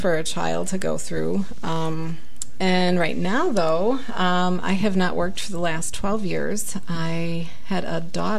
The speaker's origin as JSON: {"language": "English", "region": "Illinois", "country": "United States", "tie": "born or raised there", "moved": "yes", "lives_now": "Arizona, United States", "said": "Living here in Arizona, I wasn't born here. I was born back in Illinois."}